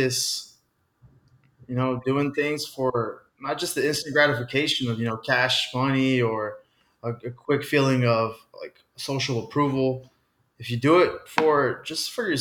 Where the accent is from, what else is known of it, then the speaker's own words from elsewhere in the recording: Austin, Texas, United States; I grew up in Austin